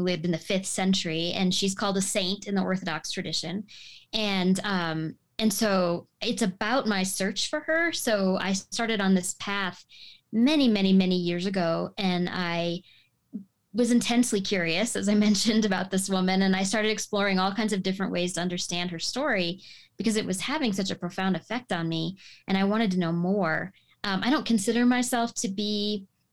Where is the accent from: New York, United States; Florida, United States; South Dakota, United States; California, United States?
South Dakota, United States; Sioux Falls; now in Leadville, United States; job search took him to South Dakota, to Sioux Falls, South Dakota. So that's where I grew up